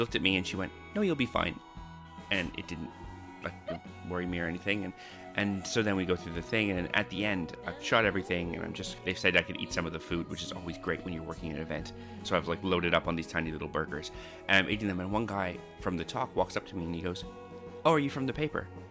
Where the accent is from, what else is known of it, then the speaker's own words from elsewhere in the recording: Canada; moved away as an adult; now in Australia; I was raised in Canada